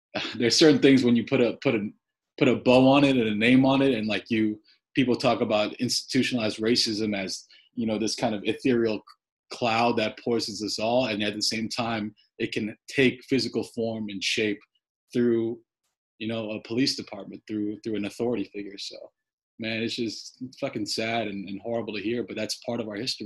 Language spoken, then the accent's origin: English; Glen Rock, New Jersey, United States; I grew up in Bergen County